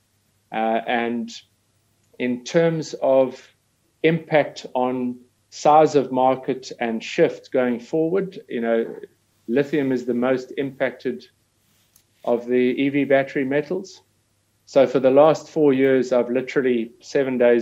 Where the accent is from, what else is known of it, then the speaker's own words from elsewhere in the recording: South Africa; being South African, mining has always been part and parcel of our history